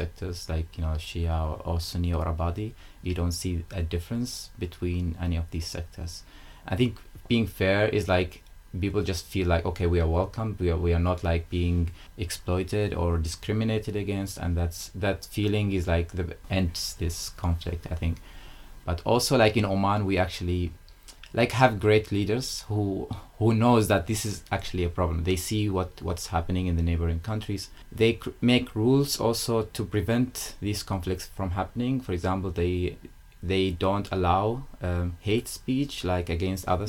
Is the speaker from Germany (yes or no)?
no; Oman; moved away as an adult; also born or lived in United Kingdom; I am from Oman and born in like a very small village in the mountains